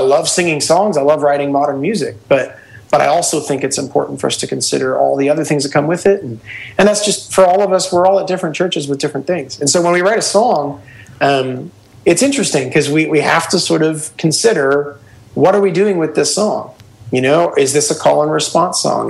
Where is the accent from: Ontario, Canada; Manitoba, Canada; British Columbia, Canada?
Ontario, Canada; Hamilton; We're from Hamilton, Ontario